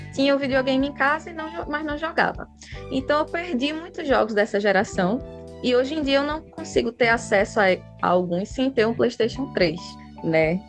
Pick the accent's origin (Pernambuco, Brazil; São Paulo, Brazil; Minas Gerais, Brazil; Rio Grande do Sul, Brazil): Pernambuco, Brazil; Recife; Sou de Recife, Pernambuco. Vocês já devem ter percebido pelo meu sotaque